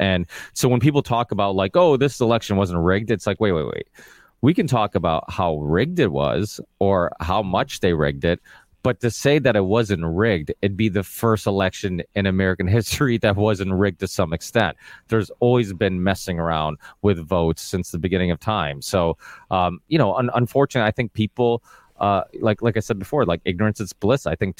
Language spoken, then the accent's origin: English; Portugal; now in Massachusetts, United States; I live in a blue state. Like I said, I was originally from Portugal, but we moved to Massachusetts.